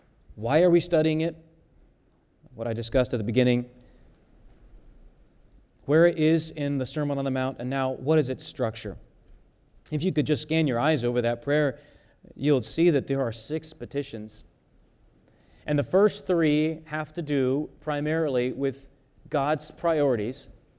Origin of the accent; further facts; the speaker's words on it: South Korea; Many of you know that I was born in South Korea. My parents are missionaries there. And when I was a teenager, my dad would take us to a busy intersection